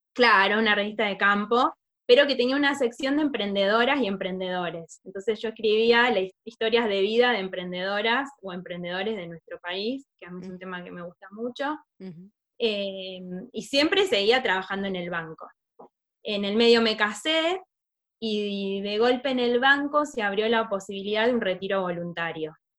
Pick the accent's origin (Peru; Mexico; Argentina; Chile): Argentina; southern Córdoba; moved away as an adult; now in Buenos Aires, Argentina; yo soy del, sur de Córdoba, de la me vine a estudiar a Buenos Aires